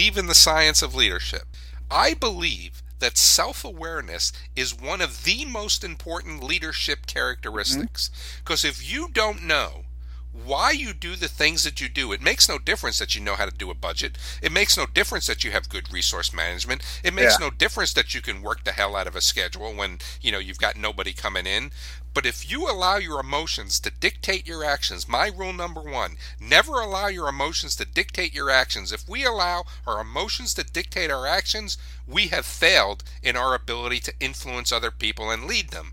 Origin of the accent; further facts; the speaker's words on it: New York City, New York, United States; I grew up in New York City in high school